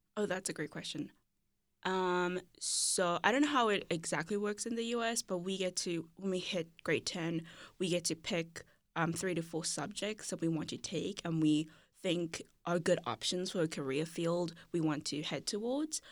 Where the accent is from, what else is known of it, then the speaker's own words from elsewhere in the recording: Cape Town, Western Cape, South Africa; I grew up in Cape Town, South Africa